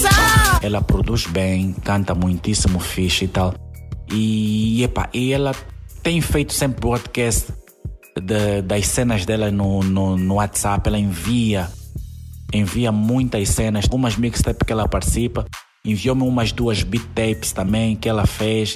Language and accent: Portuguese; Angola; also born or lived in Maputo, Mozambique; Não tenho dupla nacionalidade, nem sou moçambicano, sou angolano